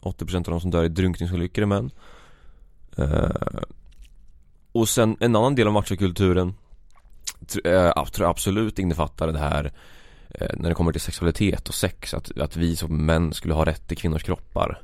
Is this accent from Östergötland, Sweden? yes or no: yes; Vadstena, Östergötland, Sweden; jag är en 22-årig pöjk från Vadstena, Östergötland Det kommer säkert höras